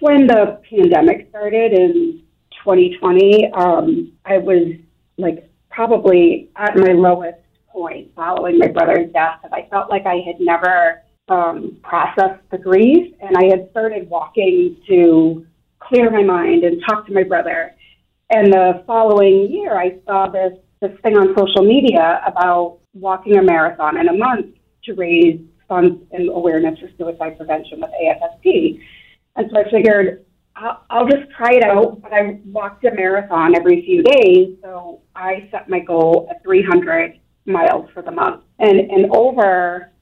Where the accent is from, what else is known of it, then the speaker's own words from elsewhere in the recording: Everett, Massachusetts, United States; moved away as an adult; now in Taunton, United States; I live in Taunton, but I grew up just outside of Boston in Everett, part of a big Sicilian family